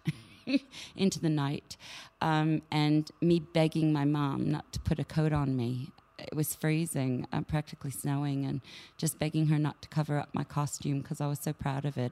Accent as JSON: {"language": "English", "country": "Canada", "tie": "born or raised there", "also_born_or_lived": "England / United States", "moved": "yes", "said": "I was born in England, but I was uh, raised in Canada, and of course, uh, and then later years, the States"}